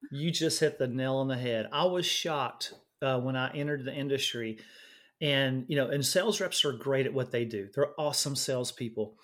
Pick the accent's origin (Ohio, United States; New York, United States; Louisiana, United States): Louisiana, United States; moved away as an adult; now in Austin, United States; I was born and raised in Louisiana, uh, went to nursing school in Louisiana